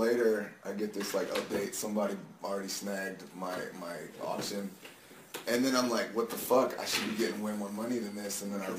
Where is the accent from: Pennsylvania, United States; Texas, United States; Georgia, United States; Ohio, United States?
Texas, United States; I'm a Texas.